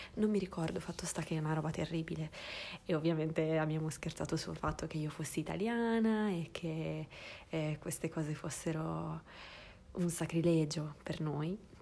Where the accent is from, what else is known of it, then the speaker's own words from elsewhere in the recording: Sardinia, Italy; moved away; sono nata in Sardegna, in cui, che, che è un posto in cui abbiamo una forte tradizione culinaria